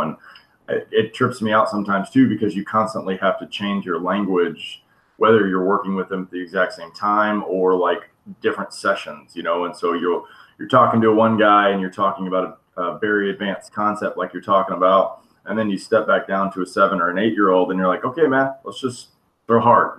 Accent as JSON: {"language": "English", "town": "Destin", "region": "Florida", "country": "United States", "also_born_or_lived": "Mexico", "said": "I'm a little bit of East Coast guy too, from a uh, small town called Destin"}